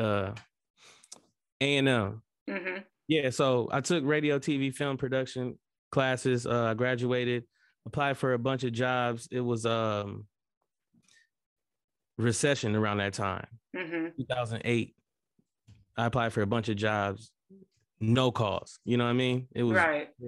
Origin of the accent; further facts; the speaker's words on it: Lansing, Michigan, United States; So I'm from Southside Lansing. I went to Luton Elementary School